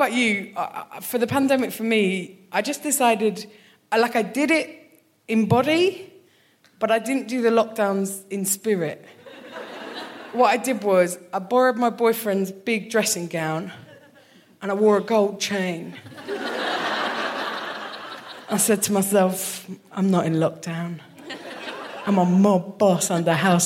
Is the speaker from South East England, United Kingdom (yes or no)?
yes; Kent, South East England, United Kingdom; moved away as an adult; now in Glasgow, United Kingdom; I am from Kent, the worst part of England. Like, to go from Kent to Glasgow